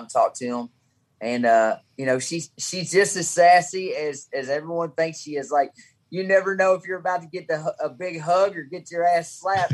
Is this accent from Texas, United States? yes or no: no; Caneyville, Kentucky, United States; now in Monticello, United States; My hometown is Caneyville, Kentucky, but right here in Monticello, Kentucky, where I live now